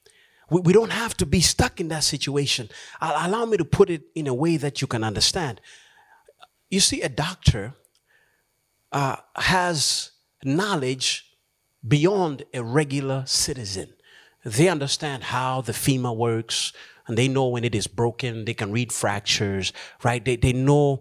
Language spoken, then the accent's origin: English; Malawi; moved away; also born or lived in Philippines; I decided to go back home to Malawi, my home country